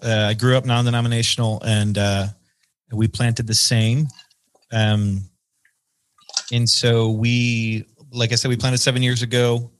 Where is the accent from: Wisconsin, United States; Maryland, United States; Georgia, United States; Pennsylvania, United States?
Wisconsin, United States; Burlington; I've been in Burlington, Wisconsin, which is my hometown in Southeastern Wisconsin, kind of a small, I call it a suburban town, of a little over 10,000 people